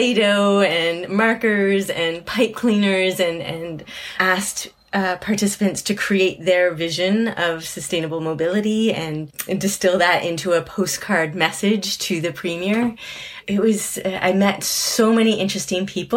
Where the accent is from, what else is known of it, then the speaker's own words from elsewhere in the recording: Nova Scotia, Canada; now in Manchester, United Kingdom; I was from Nova Scotia